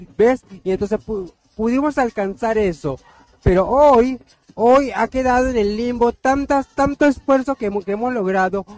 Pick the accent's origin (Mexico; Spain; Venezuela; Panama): Panama; Yo soy indígena, soy cuna panameña